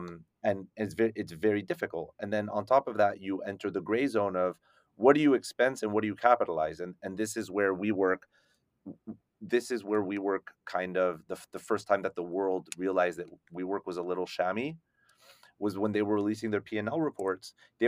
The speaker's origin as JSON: {"language": "English", "town": "Paris", "region": "Île-de-France", "country": "France", "tie": "born there", "said": "I was the first person in my family born in Paris."}